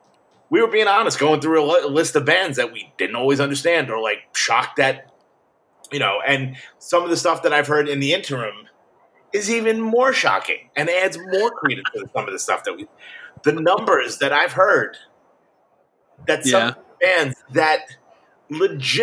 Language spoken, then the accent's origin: English; New York, United States; I'm from New York